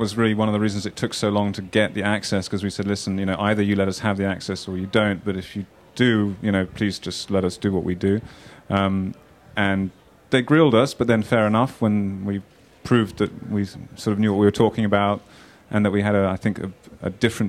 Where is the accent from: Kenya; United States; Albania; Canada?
Kenya; I also spent quite a bit of my life growing up in Kenya